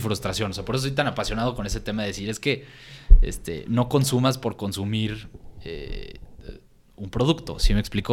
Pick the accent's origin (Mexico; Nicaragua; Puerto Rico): Mexico; San Luis Potosí; moved away; also born or lived in Guadalajara; nosotros viniendo de San Luis, que no, la cultura apenas está creciendo en San Luis